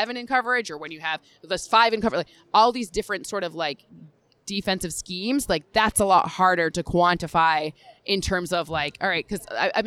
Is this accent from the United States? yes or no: yes; Michigan, United States; I'm from Michigan